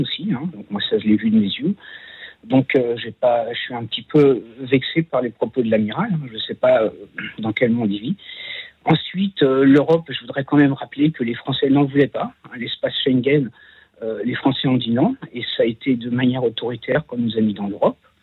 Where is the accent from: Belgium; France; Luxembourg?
France; also born or lived in Bois-Colombes; je suis un Français de souche, hein, euh, de très vieille souche